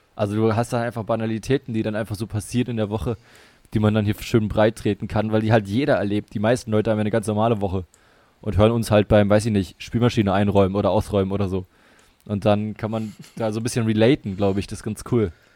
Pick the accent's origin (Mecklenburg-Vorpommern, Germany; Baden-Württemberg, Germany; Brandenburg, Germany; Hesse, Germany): Brandenburg, Germany; Potsdam; also born or lived in Bremen; zurückgefahren nach Potsdam, hier in die Heimat